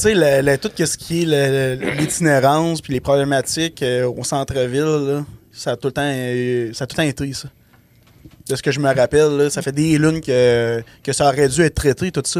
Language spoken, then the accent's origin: French; Abitibi-Témiscamingue, Quebec, Canada; on vient de la BTB